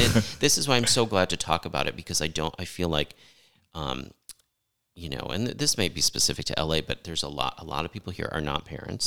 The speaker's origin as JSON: {"language": "English", "region": "Connecticut", "country": "United States", "tie": "born or raised there", "said": "I grew up in the East Coast, uh, in Connecticut"}